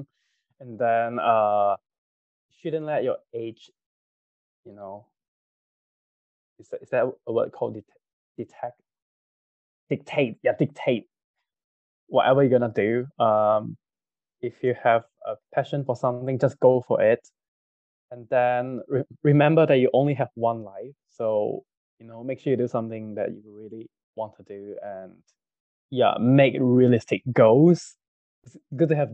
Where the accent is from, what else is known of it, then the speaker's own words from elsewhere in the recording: Kajang, Selangor, Malaysia; growing up in Kajang, Satay Town, every day it's Satay